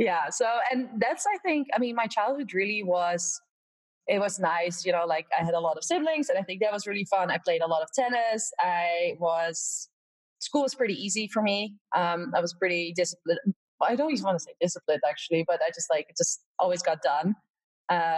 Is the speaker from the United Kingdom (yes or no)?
no; Netherlands; moved away as an adult; also born or lived in Valdosta, Georgia, United States; I'm from Holland, actually, originally, or the Netherlands